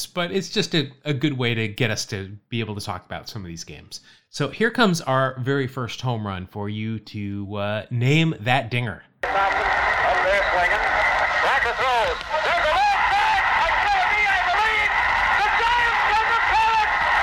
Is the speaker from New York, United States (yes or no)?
no; Bay Area, California, United States; growing up in the Bay Area.